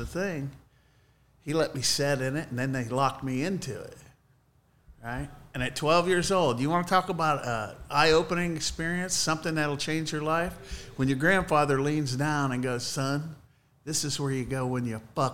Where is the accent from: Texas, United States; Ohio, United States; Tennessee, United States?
Ohio, United States; Mansfield; also born or lived in Fredericktown, Ohio; I was born in Mansfield, and we moved to Fredericktown between my eighth grade and freshman year